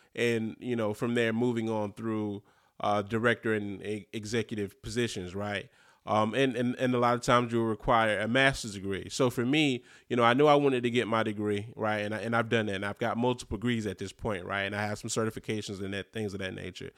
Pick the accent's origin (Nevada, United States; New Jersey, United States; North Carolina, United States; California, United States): North Carolina, United States; Eastern; growing up in Eastern North Carolina in a small city